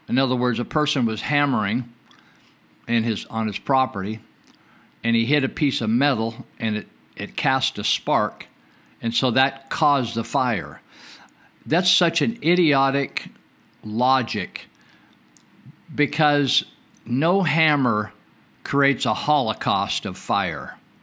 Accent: Northern California, United States; when I was growing up in Northern California

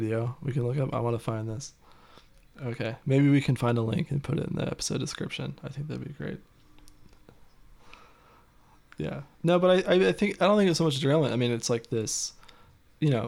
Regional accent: Ohio, United States; moved away; also born or lived in Michigan; I grew up in Ohio and lived in Michigan

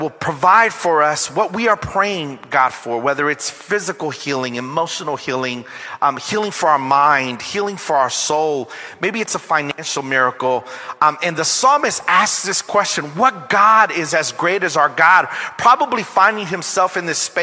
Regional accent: Long Beach, California, United States; I am from Long Beach, California

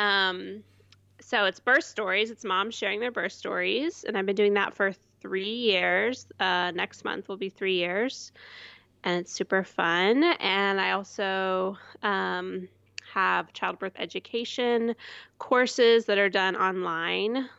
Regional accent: Houston, Texas, United States; also born or lived in Portland, Oregon / Fayetteville, Arkansas; now in Austin, United States; I'm from Houston, um, and never wanted to move back to Houston

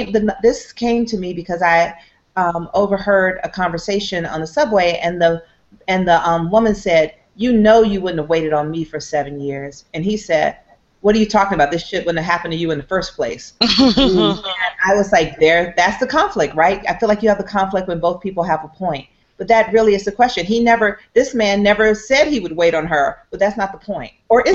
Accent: Atlanta, Georgia, United States; I was from Atlanta, so I didn't want to go to school in Atlanta.

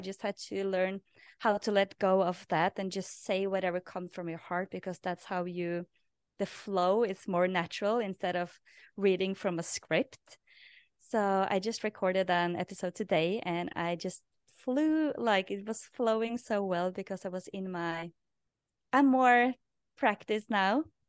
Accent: Norway; English is a second language; moved away as an adult; people that I interviewed in my past podcast or my previous podcast was people that had origin in my hometown. So it was naturally to do that in Norwegian because I was in Norway then.

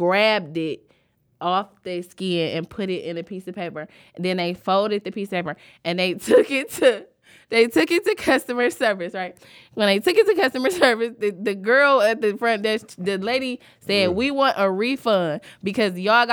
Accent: Southfield, Michigan, United States; when I was a kid, I grew up on Joy Road all the way to Southfield.

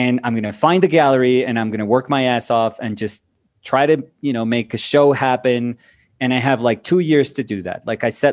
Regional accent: Colombia; moved away as an adult; also born or lived in New York, United States / Weehawken, New Jersey, United States / Bogota, Colombia; I'm from Colombia

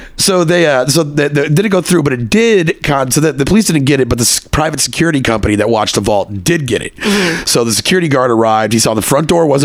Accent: Texas, United States; moved away as an adult; also born or lived in Connecticut; I came back to visit my hometown when I lived in Connecticut, and I came back to Texas

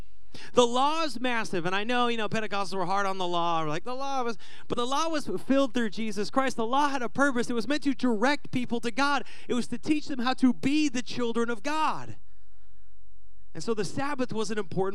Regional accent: Washington, United States; moved away; I grew up in Washington

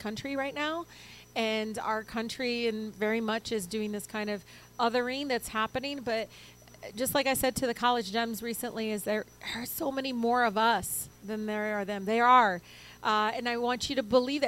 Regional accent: Detroit, Michigan, United States; first language Arabic; English is a second language; I was born and raised in Detroit

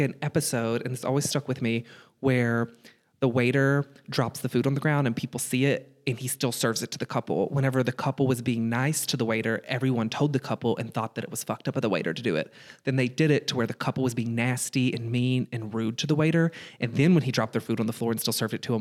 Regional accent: Kansas City, United States; I'm from Kansas City.

